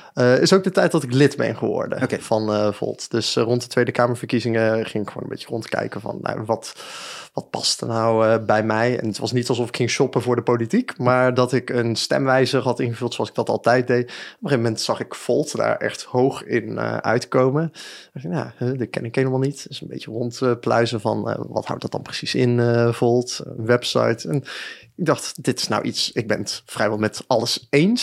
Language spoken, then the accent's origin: Dutch; Breda, North Brabant, Netherlands; also born or lived in Den Bosch / Utrecht / Nijmegen; now in 's-Hertogenbosch, Netherlands; ik ben geboren en getogen in Breda, dus ik ben ook echt wel, eh, Brabander